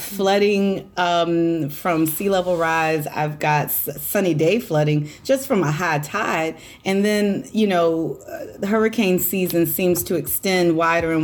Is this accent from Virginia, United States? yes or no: yes; Hampton Roads, Virginia, United States; born and raised in Hampton Roads